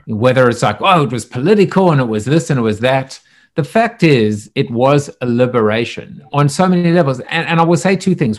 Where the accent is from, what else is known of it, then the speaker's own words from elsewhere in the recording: South Africa; I'm from South Africa